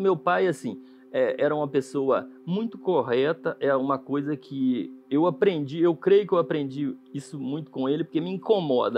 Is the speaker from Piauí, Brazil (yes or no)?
no; Jequeri, Minas Gerais, Brazil; Jiquiri, Minas Gerais. Uma cidadezinha bem no interior mesmo, lá da. A cidade mais próxima, assim, conhecida é Ponte Nova